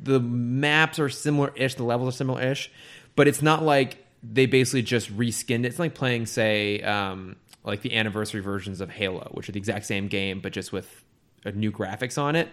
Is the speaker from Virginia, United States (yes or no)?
no; an hour south of San Francisco, California, United States; moved away as an adult; now in Los Angeles, United States; I grew up, like, an hour south of San Francisco